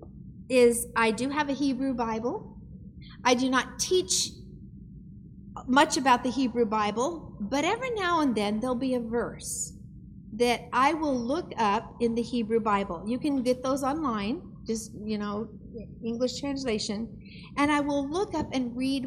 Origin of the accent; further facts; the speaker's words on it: Idaho, United States; I'm from Idaho, so we have trees and trucks